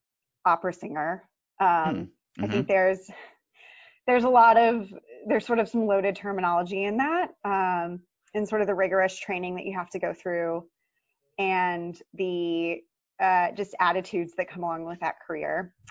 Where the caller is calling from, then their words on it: Boston, Massachusetts, United States; I am calling you from my lovely backyard in Jamaica Plain, which is part of Boston, Massachusetts.